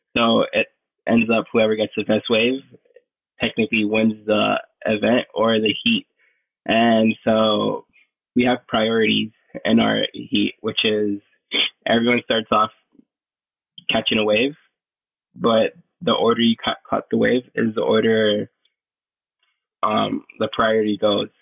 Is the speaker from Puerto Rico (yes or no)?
yes; Isabela, Puerto Rico; I'm from Puerto Rico, Westside, Isabela